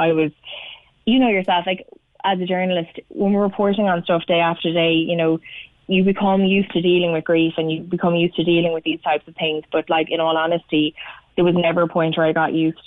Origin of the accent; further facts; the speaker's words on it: Cork, Munster, Ireland; moved away; I was born in Cork